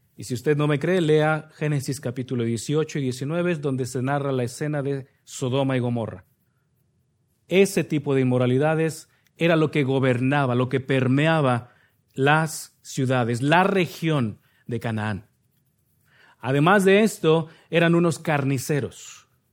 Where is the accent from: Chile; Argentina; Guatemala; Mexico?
Mexico; Nezahualcóyotl, State of Mexico; moved away; De donde yo vengo, el municipio de Minnesota, no se llama así, pero sí le decimos de cariño, Minnesota, Nesayork, York, también le llaman de cariño, es el municipio de Nesahualcoyot, Estado de México